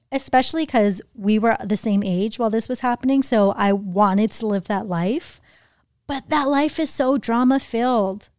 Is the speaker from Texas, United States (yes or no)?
no; Hawaii, United States; now in Los Angeles, United States; I grew up in Hawaii